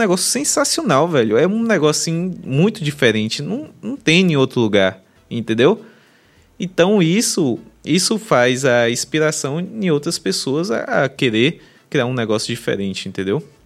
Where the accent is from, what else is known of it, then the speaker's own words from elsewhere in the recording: Bahia, Brazil; a gente é baiana